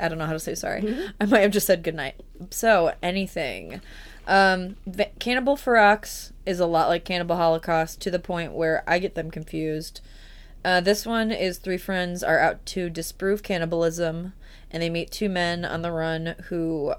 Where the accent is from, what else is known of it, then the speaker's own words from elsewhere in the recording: Chicago, Illinois, United States; I'm from Chicago.